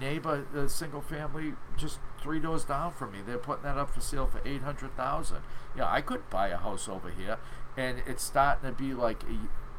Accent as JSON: {"language": "English", "town": "Somerville", "region": "Massachusetts", "country": "United States", "tie": "born or raised there", "said": "I've been here 25 years, and it reminds me, I grew up in Somerville"}